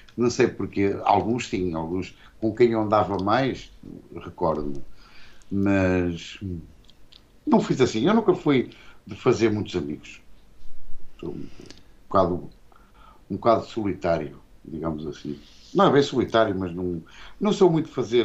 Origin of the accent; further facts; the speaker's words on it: Porto, Norte, Portugal; also born or lived in Barcelos; Eu nasci lá, nasci no Porto e depois. Uh estive tipo lá com os meus pais para até aos dois anos, ou coisa do género. E depois viemos para Barcelos e, entretanto, fomos outra vez para o Porto, para os colégios